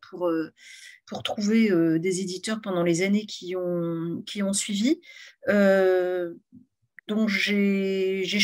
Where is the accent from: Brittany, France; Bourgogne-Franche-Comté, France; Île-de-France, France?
Brittany, France; Morlaix; born or raised there; also born or lived in Rennes